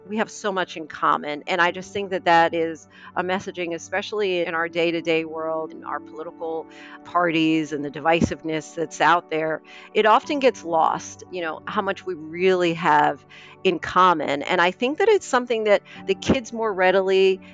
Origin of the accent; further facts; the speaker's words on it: Moorestown, New Jersey, United States; So I am from South Jersey, from a town called Moorestown